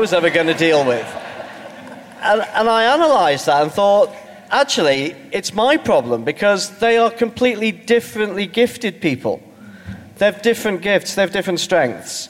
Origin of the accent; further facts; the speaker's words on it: Stoke-on-Trent, West Midlands, United Kingdom; I come from Stoke-on-Trent, which is, for those of you who don't have a grasp of England beyond Watford, is between Birmingham and Manchester